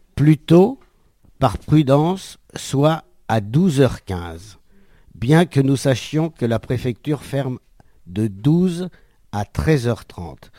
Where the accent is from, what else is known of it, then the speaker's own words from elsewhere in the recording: France; Je suis français